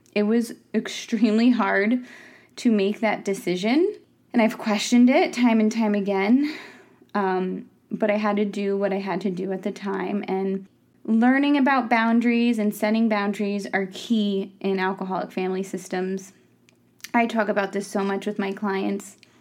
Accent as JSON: {"language": "English", "area": "Ulster County", "region": "New York", "country": "United States", "tie": "born or raised there", "said": "I grew up in Ulster County"}